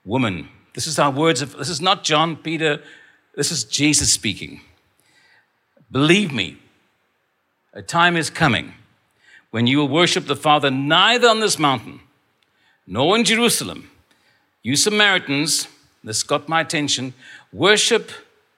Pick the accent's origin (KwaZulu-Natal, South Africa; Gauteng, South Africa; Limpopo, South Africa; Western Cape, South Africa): Western Cape, South Africa; Stellenbosch; I was born in Stellenbosch